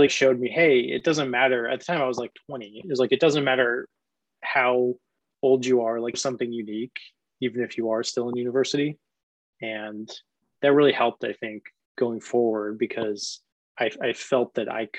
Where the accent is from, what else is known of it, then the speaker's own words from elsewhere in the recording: Omaha, Nebraska, United States; moved away as an adult; also born or lived in Washington, D.C. / Virginia / San Francisco Bay Area; I'm from Omaha, Nebraska originally